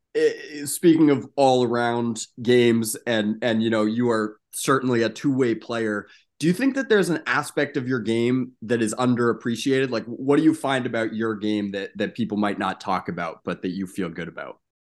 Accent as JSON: {"language": "English", "region": "New York", "country": "United States", "said": "as a New Yorker myself"}